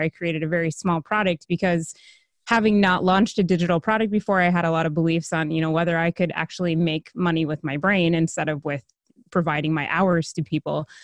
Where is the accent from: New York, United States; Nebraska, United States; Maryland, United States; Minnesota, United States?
Minnesota, United States; I'm from Minnesota.